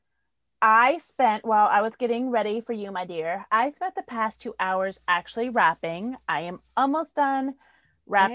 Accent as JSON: {"language": "English", "town": "New Haven", "region": "Connecticut", "country": "United States", "tie": "born or raised there", "said": "I'm poor. I grew up in New Haven."}